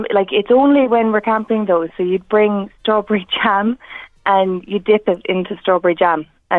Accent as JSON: {"language": "English", "area": "County Clare", "region": "Munster", "country": "Ireland", "said": "I'm from Clare, so down home."}